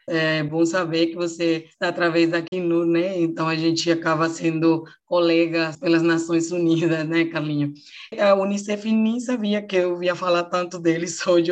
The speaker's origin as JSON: {"language": "Portuguese", "country": "Venezuela", "second_language": "Portuguese", "moved": "yes", "lives_now": "Roraima, Brazil", "said": "O teatro de povinho lá no meu país é que todo mundo se conhece"}